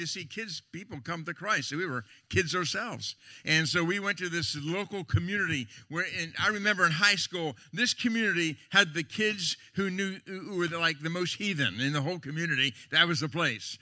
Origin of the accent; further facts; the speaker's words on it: Lancaster County, Pennsylvania, United States; I'm from Lancaster County, Pennsylvania.